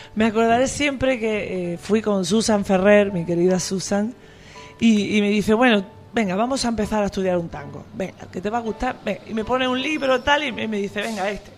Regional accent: Andalusia, Spain; moved away as an adult; also born or lived in Madrid, Spain; now in Buenos Aires, Argentina; yo vivía en Madrid aunque soy andaluza, estuve casi 12 años viviendo en Madrid

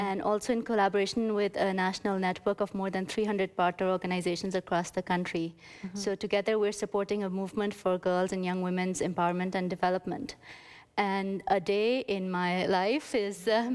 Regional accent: Pakistan; moved away as an adult; also born or lived in Geneva, Switzerland; now in Montreal, Canada; Growing up in Pakistan

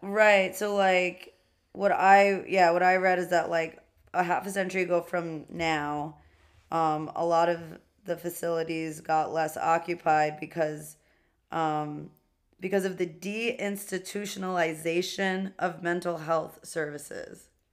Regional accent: New York City, New York, United States; two queens from Queens

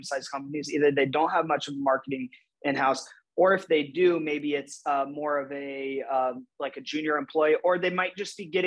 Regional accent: Urbana, Ohio, United States; also born or lived in Maine / Toledo, Ohio; I was born in Maine, but grew up from age 1 to 18 in Urbana, Ohio

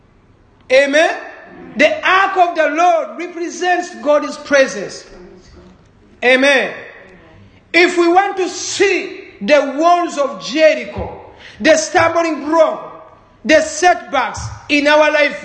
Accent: Uganda

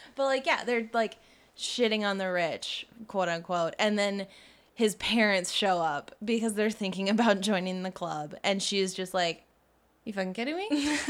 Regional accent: Georgia, United States

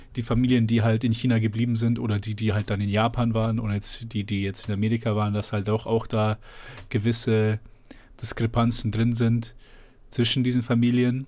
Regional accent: Germany; ich bin in Deutschland geboren und aufgewachsen, meine Eltern sind hierher gezogen

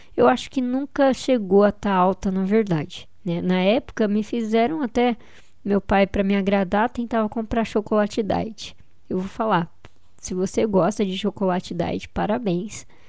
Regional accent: São Paulo, Brazil; Eu sou de São Paulo

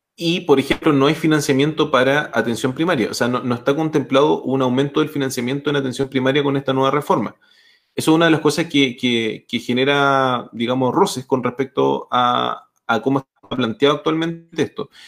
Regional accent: Chile; como chileno

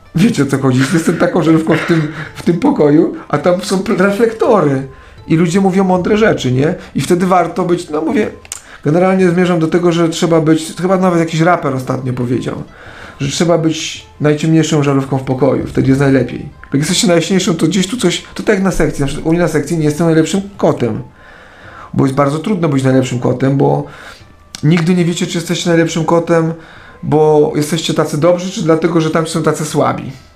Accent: Kielce, Świętokrzyskie Voivodeship, Poland; jestem z Kielc

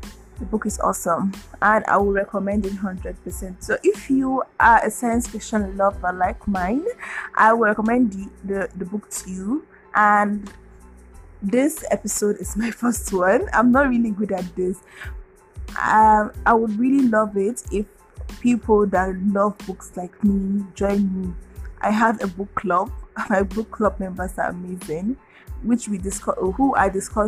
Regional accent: Nigeria; I'm a Nigerian

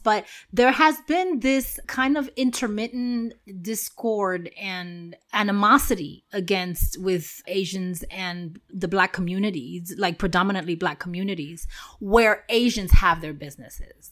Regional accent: New York City, New York, United States; moved away; where I grew up in Washington Heights

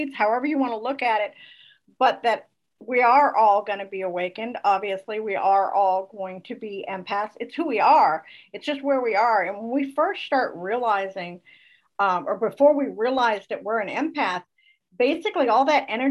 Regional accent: Northern Vermont, United States; now in North Florida, United States; I live in a small town, much like I was raised in Northern Vermont.

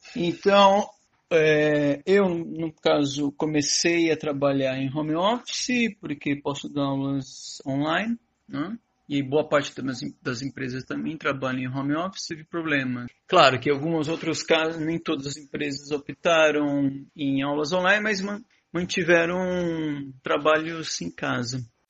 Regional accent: Brazil; moved away as an adult; now in Buenos Aires, Argentina; sou brasileiro, residente na Argentina

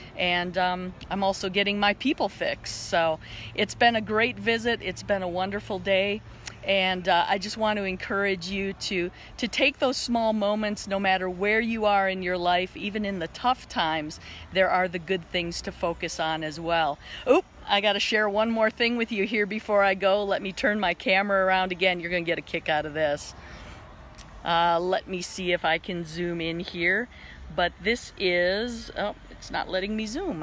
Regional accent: Wisconsin, United States; now in Salt Lake Valley, United States; I grew up in Wisconsin

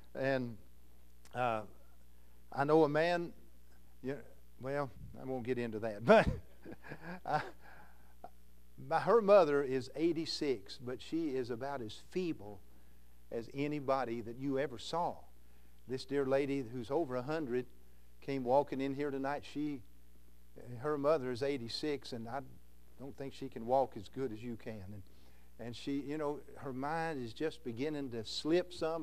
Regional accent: Louisville, Kentucky, United States; moved away as an adult; now in Iowa, United States; I'm a Kentuckian, born in Louisville, Kentucky

